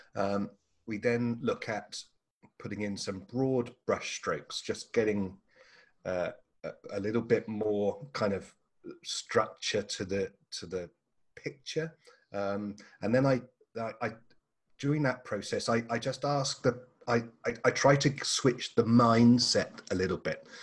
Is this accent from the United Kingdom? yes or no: yes; England, United Kingdom; moved away as an adult; now in Australia; I'm an Englishman, and uh, so Australia is a relatively new home for me